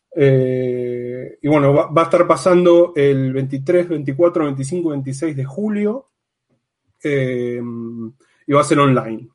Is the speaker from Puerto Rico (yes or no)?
no; Argentina; moved away as an adult; now in Amsterdam, Netherlands; soy de Argentina, estoy actualmente viviendo en Ámsterdam